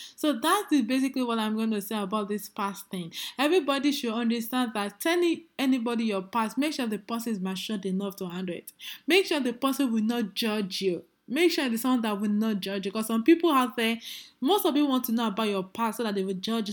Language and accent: English; Nigeria; as a Nigerian lady that I am